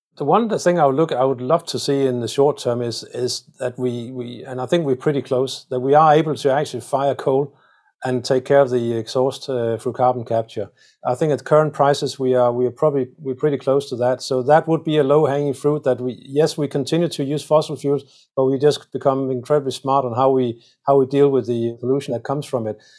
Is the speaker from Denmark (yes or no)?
yes; Denmark; I come from Denmark where we are, where we're very proud of, uh, our windmills